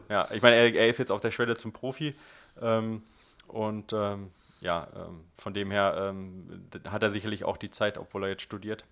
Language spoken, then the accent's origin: German; Ruhr area, near Oer-Erkenschwick, North Rhine-Westphalia, Germany; direkt bei mir um die Ecke, wo ich geboren bin